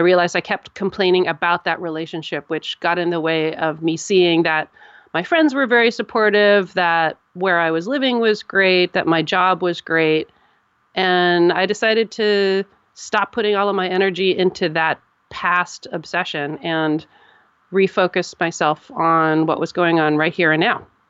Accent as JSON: {"language": "English", "country": "United States", "said": "I'm an American"}